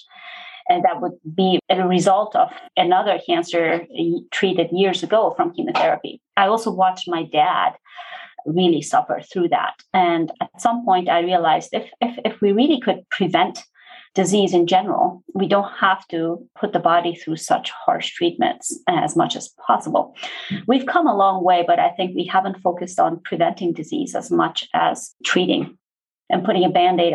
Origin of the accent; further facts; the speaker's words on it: Iran; moved away; I grew up in Iran before the Islamic Revolution took over.